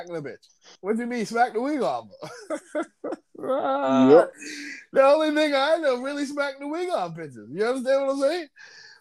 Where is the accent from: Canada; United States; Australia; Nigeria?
Canada; We're Canadian guys